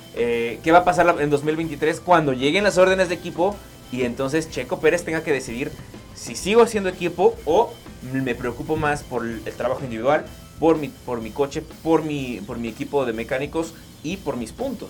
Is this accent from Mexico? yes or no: yes; Mexico; como buen mexicano, nos encanta comer en la calle